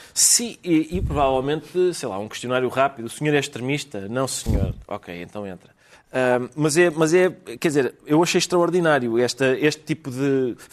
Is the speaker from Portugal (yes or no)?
yes; Portugal; somos portugueses